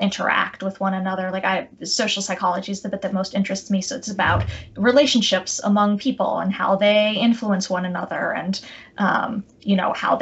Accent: outside of Boston, Massachusetts, United States; moved away as an adult; also born or lived in Chicago / New York City; I grew up outside of Boston, Massachusetts

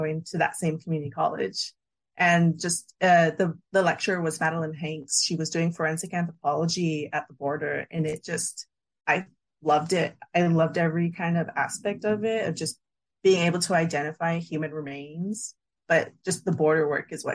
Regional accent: San Diego, California, United States; a born and raised San Diegan

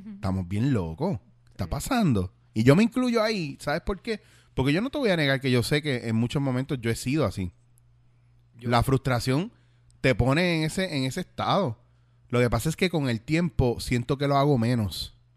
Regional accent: Puerto Rico; moved away as an adult; also born or lived in Bronx, New York, United States / Spain; yo donde quiera que yo estoy sigo siendo eh, puertorriqueño y sigo siendo boricua

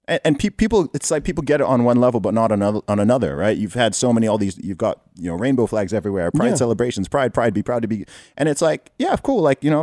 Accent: Saudi Arabia; I mean, I grew up in Saudi Arabia and I was in the Boy Scouts.

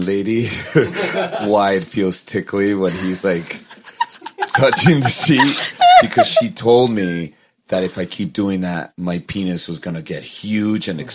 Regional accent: Venezuela; moved away; I was 7 as well, and I'm from Venezuela

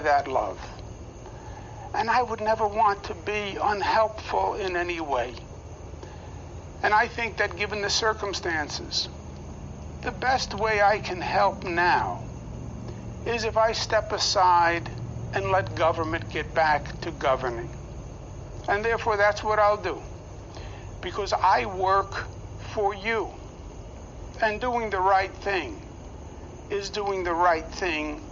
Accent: New York, United States; I am a New Yorker, born and bred

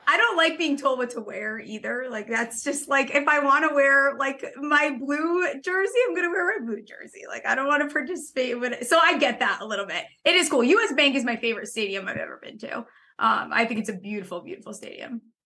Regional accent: Connecticut, United States; I'm from Connecticut, actually, but I, I'm on the Connecticut, New York border closest to Manhattan

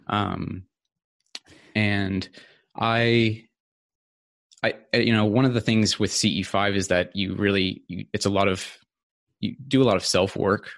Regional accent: California, United States; moved away as an adult; also born or lived in Sweden; now in Australia; so I grew up in California, actually. Um, so that's where I lived for uh, the first uh, about 20 years of my life

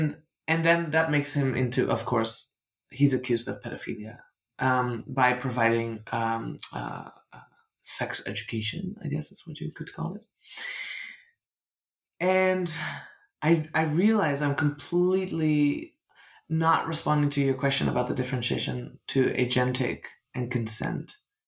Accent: Netherlands; I'm from the Netherlands. I grew up in a deeply colonial country

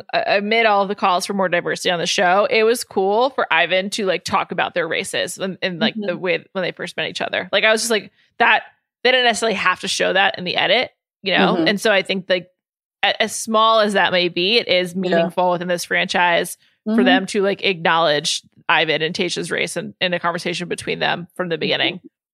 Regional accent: San Diego, California, United States; I'm a beach guy. I'm from San Diego. Like I surf. I'm from San Diego.

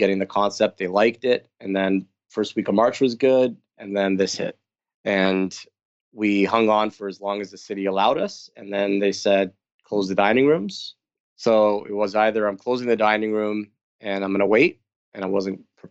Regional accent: California, United States; now in Toronto, Canada; being from California, being Armenian

